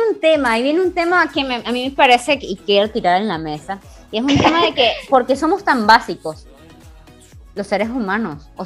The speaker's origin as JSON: {"language": "Spanish", "country": "Venezuela", "said": "Claro, en comparación a otras zonas de Venezuela tenemos un acento muy neutro."}